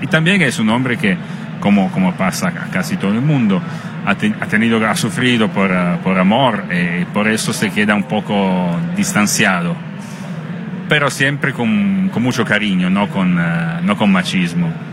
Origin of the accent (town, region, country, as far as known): Italy; Spanish is a second language